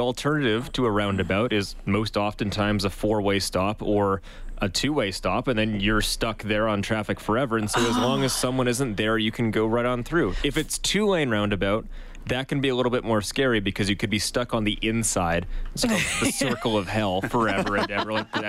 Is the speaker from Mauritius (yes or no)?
no; Vancouver, British Columbia, Canada; I thought the opposite. I came from Vancouver